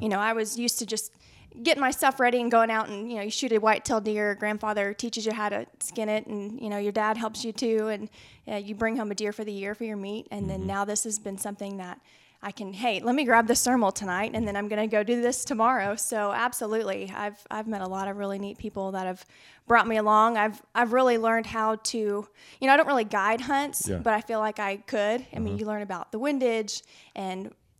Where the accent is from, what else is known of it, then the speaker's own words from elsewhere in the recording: Arlington, Texas, United States; I'm originally from Arlington, Texas. I grew up, we have a small family place, just west of the Metroplex